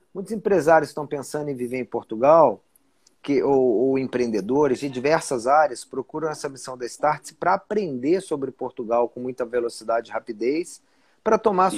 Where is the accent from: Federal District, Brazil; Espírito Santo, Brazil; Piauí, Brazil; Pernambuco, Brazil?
Federal District, Brazil; Brasília; moved away as an adult; also born or lived in São Paulo / Rio de Janeiro; Sou brasiliense, nasci em Brasília em 1973. Então, Olha então eu sou brasiliense cara. mesmo, nascido e criado.